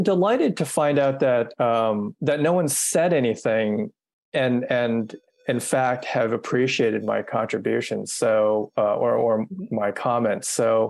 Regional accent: United States; I'm Asian American and I've written this horn piece.

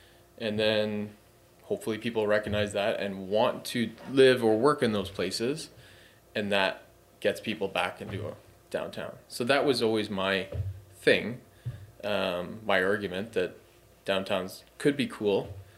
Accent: Hamilton, Ontario, Canada; Local guy, born and raised in Hamilton. Passionate about the city. Grew up downtown on Queen Street.

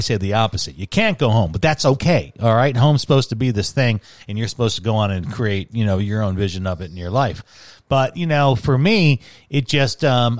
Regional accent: Chicago, Illinois, United States; moved away as an adult; also born or lived in Salt Lake City / Seattle / Milwaukee; as a guy who's kind of lived everywhere, and Chicago being the place that raised me and, that's home base

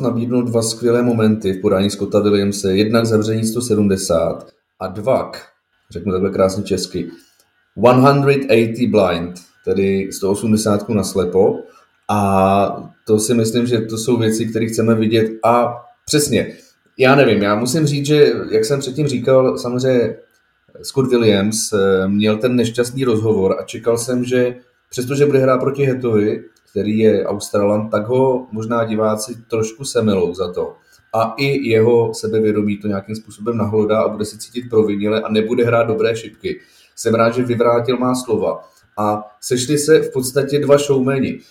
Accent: Bohemia, Czechia; tady u nás v Čechách

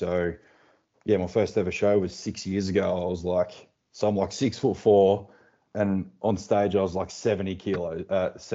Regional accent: Tasmania, Australia; I'm from Tasmania. So just from the little island down under the big one

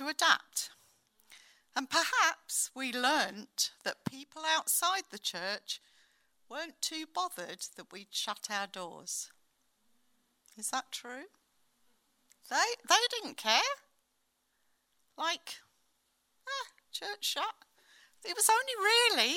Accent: United Kingdom; as British people like

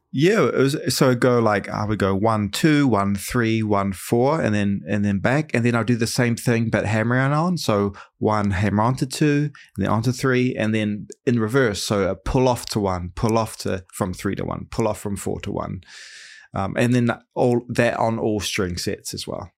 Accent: New Zealand; now in United States; I'm from New Zealand

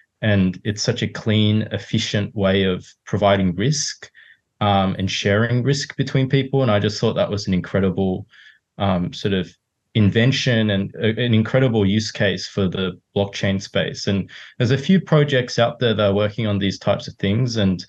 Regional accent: Sydney, New South Wales, Australia; also born or lived in Hong Kong / Japan; So I'm originally from Sydney, but sort of grew up all over the place. Was born in Hong Kong. My mum's Japanese, so I lived in Japan for a few years and then grew up basically in Sydney.

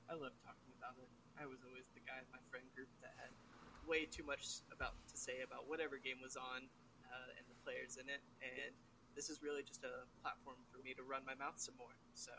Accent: Charlotte, North Carolina, United States; I grew up in Charlotte, North Carolina. I grew up a proud Panthers fan. I was born 2 years after the Panthers became a team.

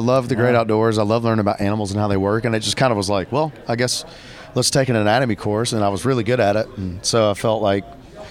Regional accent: Tullahoma, Tennessee, United States; growing up in Tullahoma, Tennessee, and getting to travel up to Nashville for this or that with my family

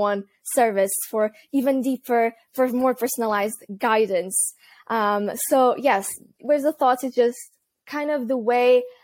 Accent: Portugal; moved away as an adult; also born or lived in United Kingdom / Netherlands; I'm originally from Portugal, but I moved to the UK when I was 18

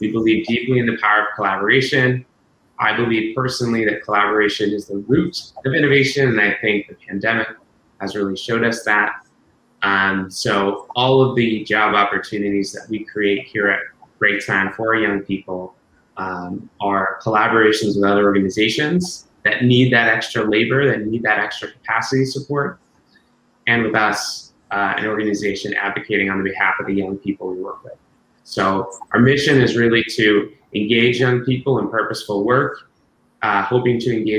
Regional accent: New England, United States; Yeah, it's extremely hot here in Boston today. I'm from New England originally, so anything over 80 is hot to me.

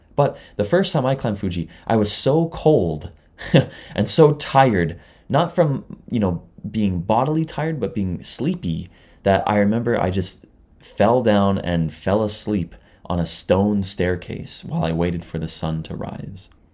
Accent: near Toronto, Southern Ontario, Canada; moved away as an adult; now in Chiba, Japan; I'm from Canada, but, you know, I'm from near Toronto and Southern Ontario

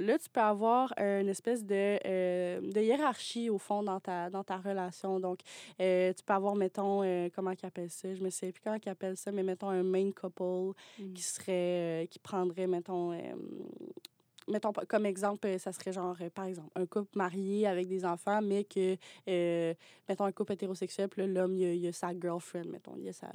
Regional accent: Mont-Laurier, Quebec, Canada; moved away as an adult; now in Montreal, Canada; je viens pas de, Montréal. Je viens de, de Mont, laurier

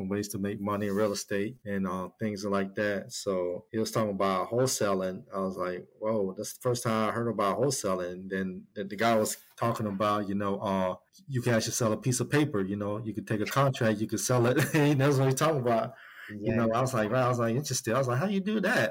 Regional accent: Baltimore, Maryland, United States; now in Columbia, United States; I was born in Baltimore, Maryland

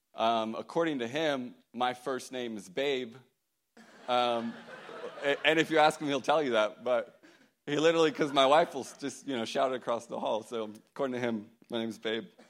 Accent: Fort Worth, Texas, United States; I grew up in the Fort Worth, Texas area

